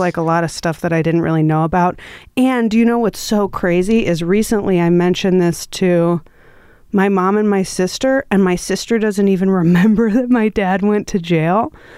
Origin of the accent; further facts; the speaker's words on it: Milwaukee, Wisconsin, United States; moved away; I come from Milwaukee.